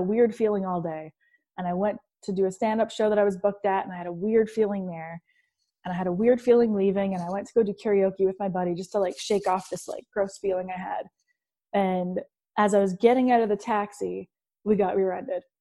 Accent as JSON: {"language": "English", "town": "Hamilton", "region": "Ontario", "country": "Canada", "tie": "born or raised there", "said": "I'm from Hamilton, Ontario, Canada. It's a steel town"}